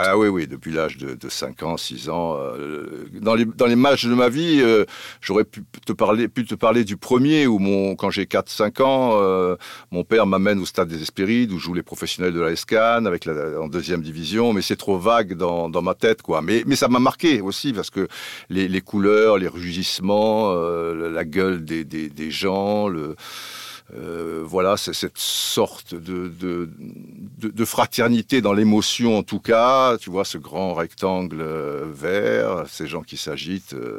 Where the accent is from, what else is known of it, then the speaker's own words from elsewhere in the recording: Cannes, Provence-Alpes-Côte d'Azur, France; also born or lived in Brazzaville / Antilles; en étant canois